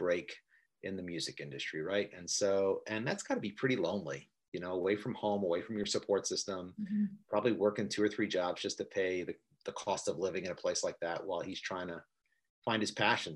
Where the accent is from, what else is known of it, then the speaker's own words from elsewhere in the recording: New York, United States; I'm from New York